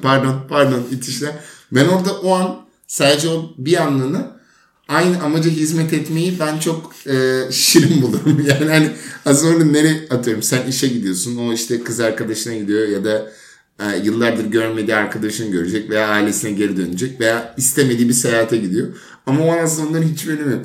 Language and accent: Turkish; Turkey; burada doğduğumuz için